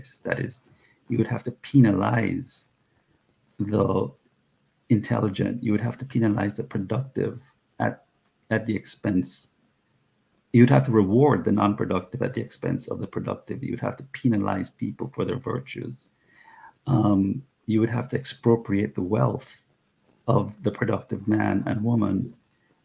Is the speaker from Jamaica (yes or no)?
yes; Jamaica; now in United States; my Jamaican countryman Usain Bolt